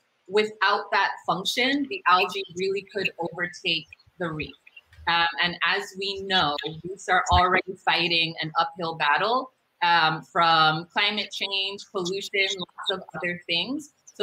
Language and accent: English; U.S. Virgin Islands; Originally, I'm from the Virgin Islands.